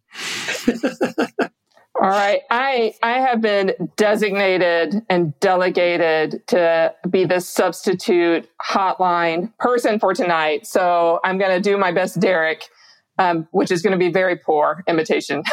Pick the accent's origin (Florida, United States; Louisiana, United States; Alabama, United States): Louisiana, United States; Shreveport; I'm from Shreveport.